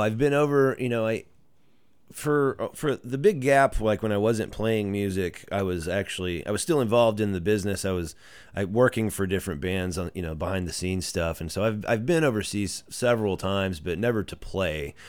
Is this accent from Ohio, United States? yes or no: no; Greenville, Texas, United States; now in Dallas, United States; Born and raised in Greenville and, uh, went to high school, lived there up until two years ago.